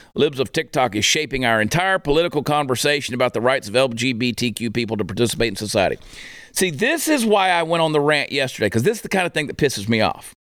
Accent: Georgia, United States; moved away as an adult; now in Fort Worth, United States; I grew up in Georgia

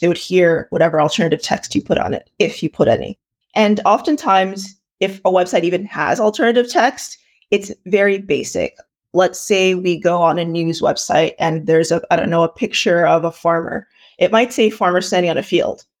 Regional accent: Toronto, Ontario, Canada; also born or lived in Ile-Ife, Nigeria; I was born in Nigeria, um, in a place called Ileife, and I moved here when I was about four years old, and I've lived in, uh, the Greater Toronto Area

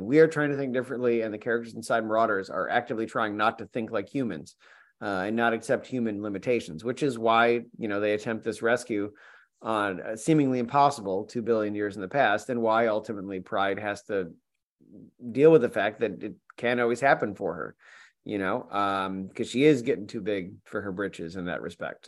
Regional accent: New York, United States; I'm from New York

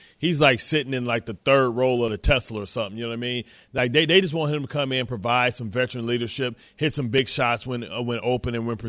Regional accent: Detroit, Michigan, United States; Just so you know, I'm from Detroit.

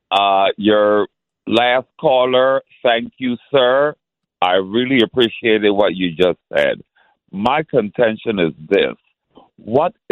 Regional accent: Panama; now in Brooklyn, United States; I'm from Panama.

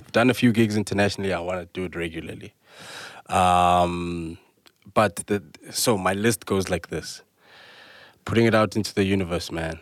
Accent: South Africa; being a South African

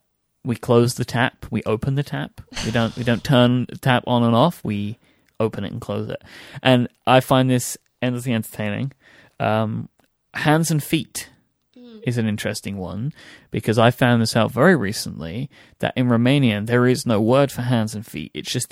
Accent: London, United Kingdom; So this is Cockney rhyming slang, which I don't know why it originated, but where I grew up in East London, basically people spoke in like a pseudo code to each other.

